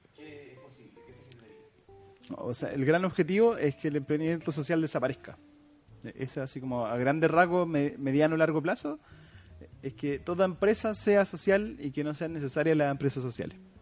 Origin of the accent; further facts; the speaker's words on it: San Rosendo, Biobío, Chile; moved away as an adult; now in Concepción, Chile; soy oriundo de San Rosendo